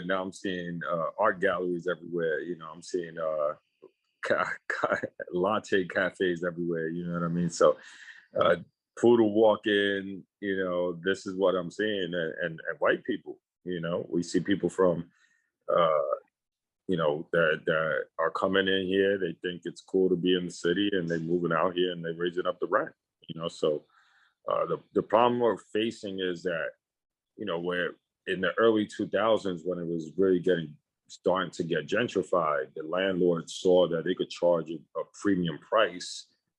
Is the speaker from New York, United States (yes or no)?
yes; New York City, New York, United States; I'm from New York City, specifically